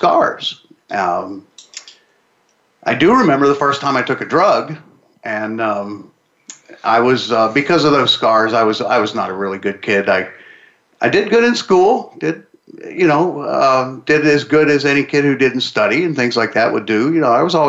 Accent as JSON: {"language": "English", "town": "Pittsburgh", "region": "Pennsylvania", "country": "United States", "said": "I'm from Pittsburgh."}